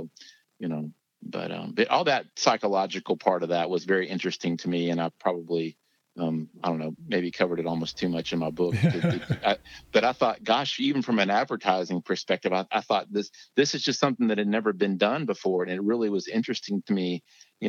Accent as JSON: {"language": "English", "town": "Lexington", "region": "Kentucky", "country": "United States", "tie": "born or raised there", "said": "I grew up in Lexington, Kentucky"}